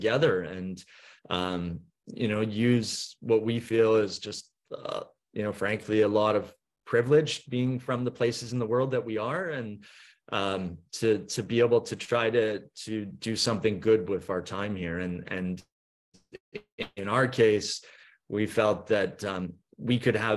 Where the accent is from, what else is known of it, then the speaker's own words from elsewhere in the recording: Vancouver, British Columbia, Canada; accent: Canadian; now in Norfolk Island, Australia; My accent is Canadian. I'm from Vancouver originally